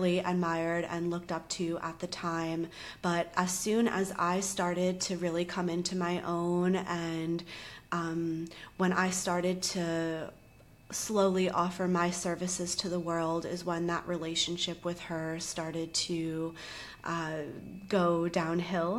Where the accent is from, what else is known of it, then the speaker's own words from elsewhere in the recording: Charleston, South Carolina, United States; moved away as an adult; also born or lived in New York / Los Angeles; we actually were from the same city in the South, Charleston, and we went to the same college, same year